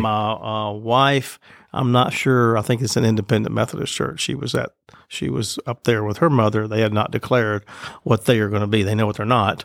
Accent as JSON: {"language": "English", "town": "Citronelle", "region": "Alabama", "country": "United States", "tie": "born or raised there", "said": "I grew up in Citronelle, Alabama, which is North Mobile County."}